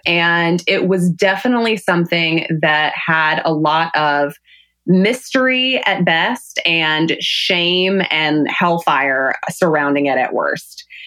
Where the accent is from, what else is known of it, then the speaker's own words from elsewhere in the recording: Salisbury, North Carolina, United States; moved away as an adult; growing up in Salisbury, North Carolina is that it's that kind of small town situation